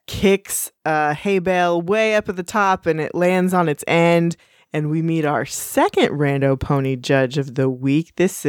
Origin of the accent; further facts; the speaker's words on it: Texas, United States; We're allowed to say that we're from Texas.